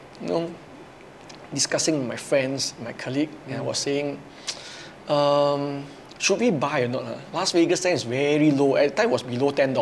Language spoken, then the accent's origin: English; Ipoh, Perak, Malaysia; I actually come from Malaysia, in a small town of Ipoh